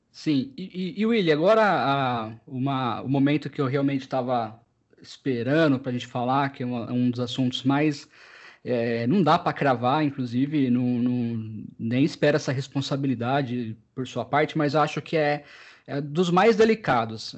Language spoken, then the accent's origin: Portuguese; Americana, São Paulo, Brazil; eu sou de Americana, uma cidade que faz uma das maiores festas do peão